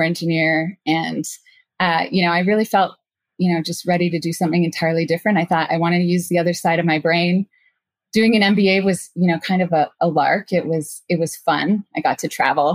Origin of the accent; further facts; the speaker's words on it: Canada; moved away as an adult; also born or lived in San Francisco Bay Area; I'm from Canada